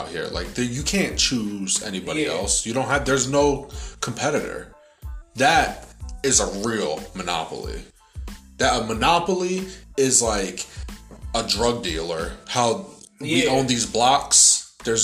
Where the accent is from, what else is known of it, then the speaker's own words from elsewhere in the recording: United States; as an American